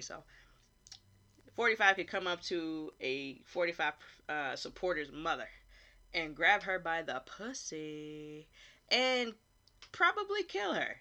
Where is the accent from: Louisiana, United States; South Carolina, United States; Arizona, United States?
South Carolina, United States; Hilton Head; I was born and raised on Hilton Head, South Carolina